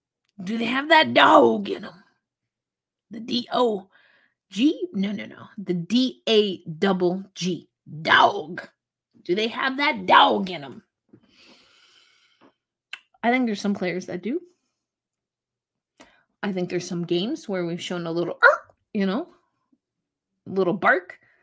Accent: New York, United States; I'm a New Yorker

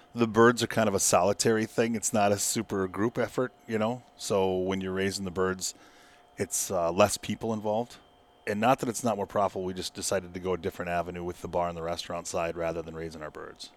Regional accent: Hugo, Minnesota, United States; also born or lived in Crookston, Minnesota; I was born and raised in Hugo, Minnesota

